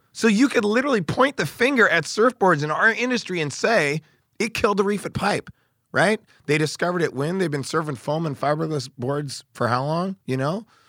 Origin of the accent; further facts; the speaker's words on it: Oregon, United States; I'm from Oregon